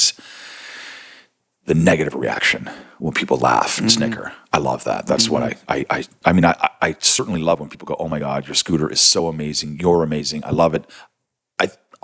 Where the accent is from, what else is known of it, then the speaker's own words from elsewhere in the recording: Niagara-on-the-Lake, Ontario, Canada; also born or lived in St. Catharines, Ontario; now in Toronto, Canada; I grew up in the Niagara region in Ontario, wine region